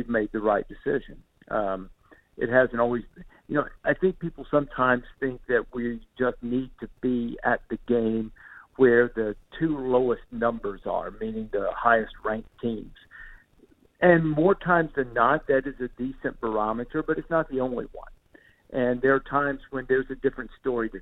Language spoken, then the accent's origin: English; the South, Alabama, United States; you were in my hometown, you were an Alabama fan or you were an Auburn fan